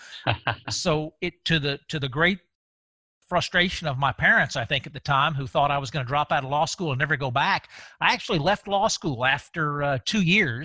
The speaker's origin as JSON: {"language": "English", "town": "Avondale Estates", "region": "Georgia", "country": "United States", "tie": "born or raised there", "said": "I grew up over in DeKalb County, grew up in Avondale, and went over to Marist for high school. And so it's always been home"}